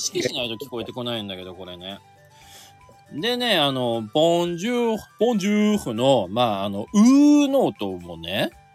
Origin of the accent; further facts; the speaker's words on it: Aomori, Japan; 僕ね青森出身で